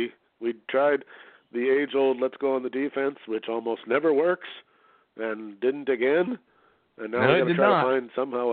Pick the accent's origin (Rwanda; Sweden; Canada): Canada; I'm Canadian and part of the Commonwealth